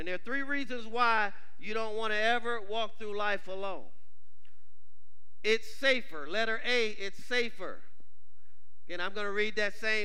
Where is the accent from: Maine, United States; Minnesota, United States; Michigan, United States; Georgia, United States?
Michigan, United States; Detroit; I grew up in Detroit, Michigan